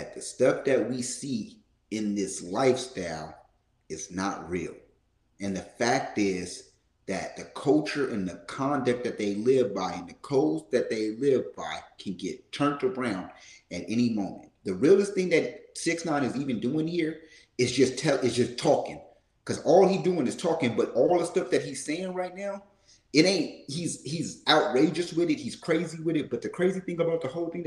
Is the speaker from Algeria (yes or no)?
no; Oakland, California, United States; I'm from East Oakland.